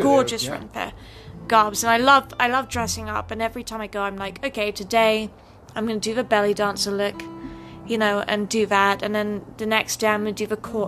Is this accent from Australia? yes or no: no; United Kingdom; accent: British; now in United States; someone who's actually from the UK and actually British